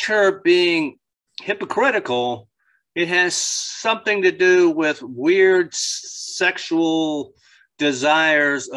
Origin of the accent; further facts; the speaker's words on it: Northern Neck, Virginia, United States; now in Richmond, United States; where I grew up in the Northern Neck, it snowed a lot. A lot more than it does in Richmond